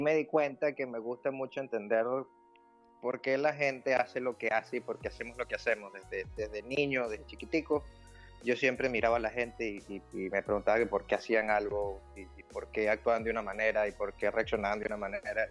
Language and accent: Spanish; Venezuela; moved away as an adult; also born or lived in Ireland / Germany; now in Netherlands; cuando comenzamos el proceso de emigrar, cuando dejamos Venezuela